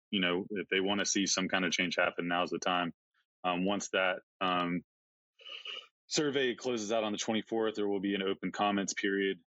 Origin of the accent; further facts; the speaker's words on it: Georgia coast, United States; moved away as an adult; also born or lived in Montana; I grew up in Georgia on the coast.